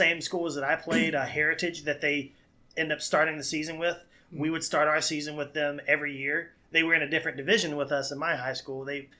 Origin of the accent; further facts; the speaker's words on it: Danville, Virginia, United States; It's my neck of the woods. It's where I grew up.